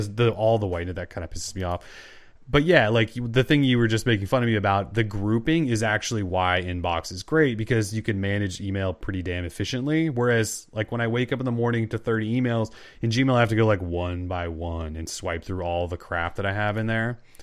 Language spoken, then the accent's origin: English; Montana, United States; I'm from Montana.